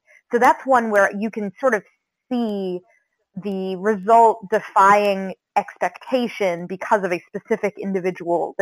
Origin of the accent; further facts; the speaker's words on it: Central Florida, United States; moved away; I grew up in Central Florida